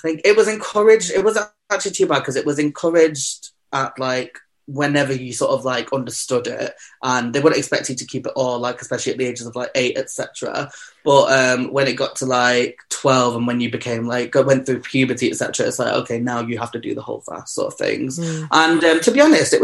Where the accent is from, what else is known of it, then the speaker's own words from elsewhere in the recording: Manchester, North West England, United Kingdom; I was born and bred in Manchester. I am a Manchester queen through and through.